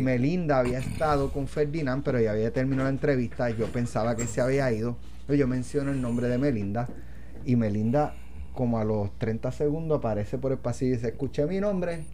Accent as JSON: {"language": "Spanish", "town": "Jayuya", "country": "Puerto Rico", "also_born_or_lived": "Utuado", "said": "Yo soy de Jayuya, pero yo nací en Utuado."}